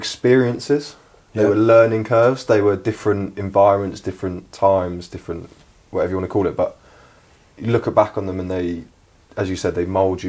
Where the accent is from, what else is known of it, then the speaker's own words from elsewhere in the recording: Reading, South East England, United Kingdom; It's my hometown club